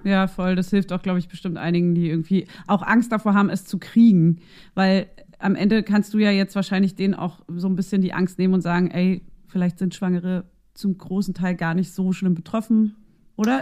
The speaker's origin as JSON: {"language": "German", "region": "East Germany", "country": "Germany", "said": "wir sind aus der, wir stammen aus der DDR"}